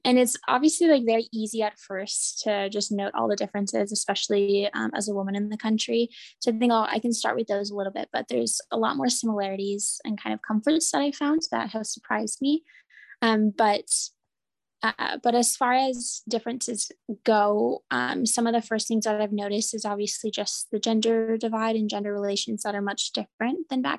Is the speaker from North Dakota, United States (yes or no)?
yes; North Dakota, United States; moved away as an adult; also born or lived in Notre Dame, Indiana; now in Amman, Jordan; I'm originally from North Dakota